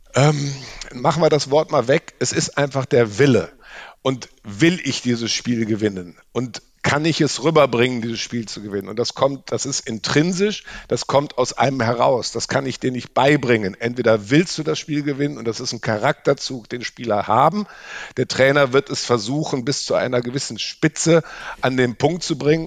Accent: Rhineland, Germany; now in Munich, Germany; ich bin äh, Rheinländer, wohne in München

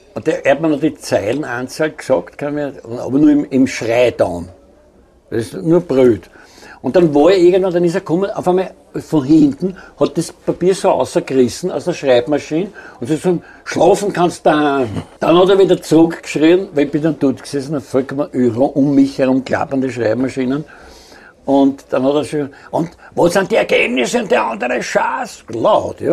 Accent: Austria; ich bin aus Österreich

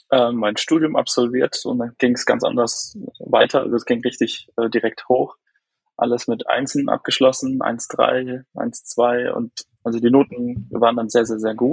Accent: Haßloch, Rhineland-Palatinate, Germany; Ähm, ich komme aus Hasloch, aus der Pfalz. Das ist nähe Neustadt-Weinstraße, Mannheim die Ecke.

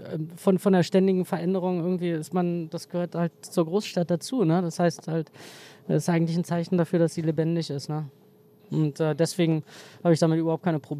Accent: East Germany, Germany; Ja, also ich, äh, ja, ich bin Ossi, glaube ich, und ähm, reflektiere eigentlich auch immer mehr darüber, wie sehr mich das geprägt hat

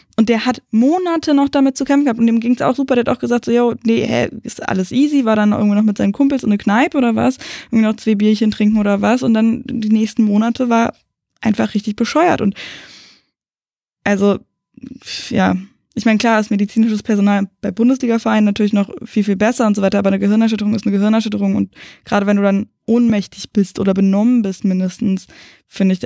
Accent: the Berlin area, Brandenburg, Germany; wir kommen aus dem Umland von Berlin

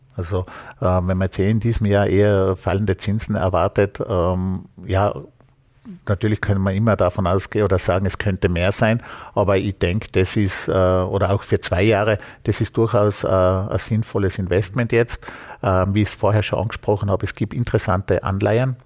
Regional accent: Vorarlberg, Austria; bei uns in Vorarlberg

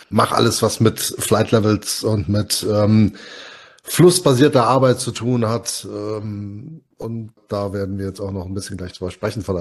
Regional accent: Hesse, Germany; wahnsinnig gerne auch Moin sagen, aber das fühlt sich so falsch an als Hesse, auch wenn ich Moin unglaublich sympathisch finde.

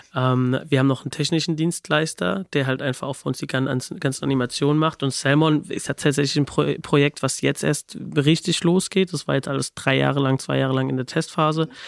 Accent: Babenhausen, Hesse, Germany; aus der Nähe von Aschaffenburg, also zwischen Aschaffenburg und Darmstadt, was wiederum so 20, 30 Minuten aus Frankfurt entfernt ist, in einem kleinen Ort namens Babenhausen.

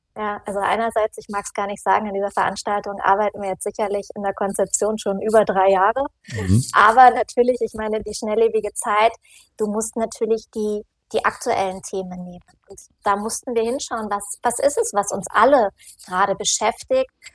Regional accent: Northern Germany, Germany; now in Munich, Germany; ich komme aus Norddeutschland und das Bayerisch liegt mir nicht ganz so

